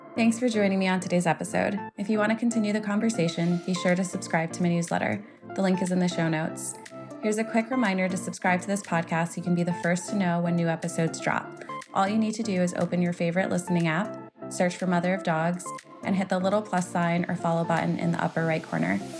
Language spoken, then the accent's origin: English; Connecticut, United States; moved away; I'm from Connecticut originally